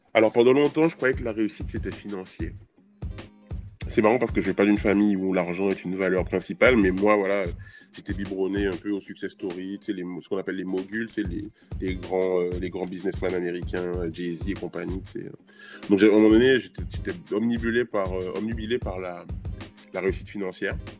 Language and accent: French; Trois-Rivières, Guadeloupe; moved away; also born or lived in Gourbeyre, Guadeloupe; je suis de Trois-Rivières. Euh, alors, j'ai grandi à Gourbert